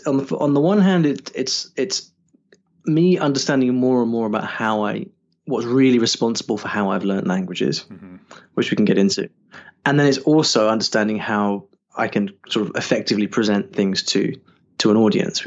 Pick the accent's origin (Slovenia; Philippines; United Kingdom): United Kingdom; Sure. Okay, so hi everybody … I'm from the UK, although sometimes people think I'm Australian when they hear me talk.